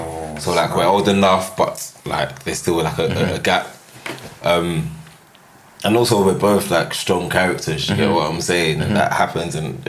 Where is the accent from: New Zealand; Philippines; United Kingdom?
United Kingdom; Caribbean, and then I'm British.